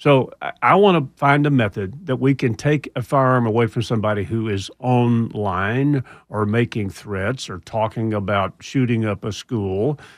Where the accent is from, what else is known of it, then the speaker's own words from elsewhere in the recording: Houston, Texas, United States; I'm from Houston